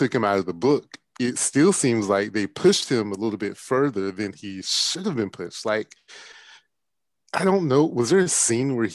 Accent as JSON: {"language": "English", "area": "Milledgeville", "region": "Georgia", "country": "United States", "tie": "born or raised there", "said": "I grew up in Millersville, Georgia, and when I was growing up, Central State Hospital, which was one of the state mental institutions, was there."}